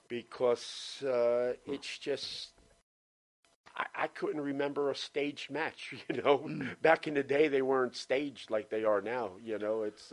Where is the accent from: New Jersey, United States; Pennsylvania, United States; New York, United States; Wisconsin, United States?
New Jersey, United States; moved away as an adult; also born or lived in Orlando, Florida; now in Florida, United States; I was born and raised in Jersey.